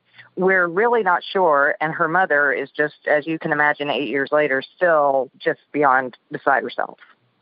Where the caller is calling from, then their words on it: Mississippi, United States; Well, I am calling from next door to …, Alabama in Mississippi.